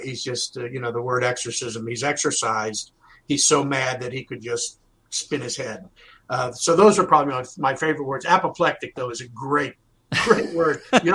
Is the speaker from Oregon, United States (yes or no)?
no; Arlington, Virginia, United States; also born or lived in Washington, D.C.; me being a native, I was born in Washington at Columbia Hospital, grew up in Arlington, went to, you know, Washington Lee High School. So being local